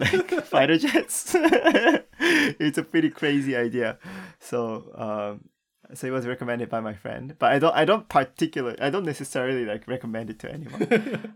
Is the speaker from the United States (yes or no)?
no; Japan; growing up in Japan